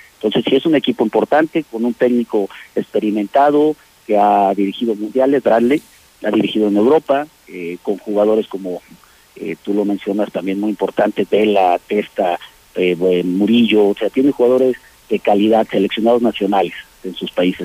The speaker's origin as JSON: {"language": "Spanish", "region": "Aguascalientes", "country": "Mexico", "moved": "yes", "said": "somos gente de Aguascalientes"}